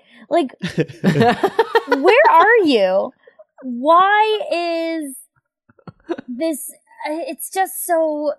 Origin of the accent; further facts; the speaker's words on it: New York, United States; as a New Yorker